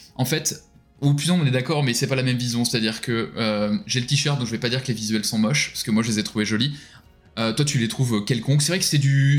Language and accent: French; France; nous un peu en tant que Français